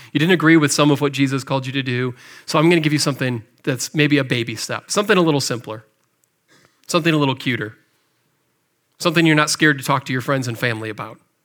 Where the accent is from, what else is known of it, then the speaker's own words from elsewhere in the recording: McHenry, Illinois, United States; moved away; also born or lived in Cahokia, Illinois; I grew up in McHenry, Illinois, just over the border, not too far away from here.